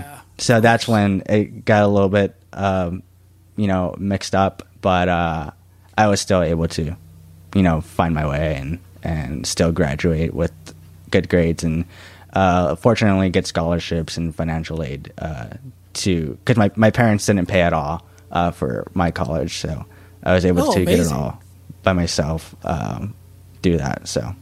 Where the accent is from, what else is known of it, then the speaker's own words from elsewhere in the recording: San Antonio, Texas, United States; Like we came from like in San Antonio, I was born in the South Side